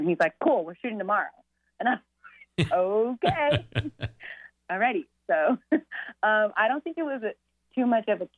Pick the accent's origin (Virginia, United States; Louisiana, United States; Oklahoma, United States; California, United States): Oklahoma, United States; Oklahoma City; I grew up in Oklahoma City